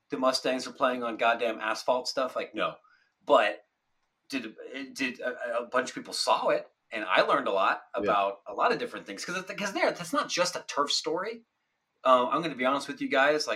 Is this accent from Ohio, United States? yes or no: yes; Ohio, United States; I grew up in Ohio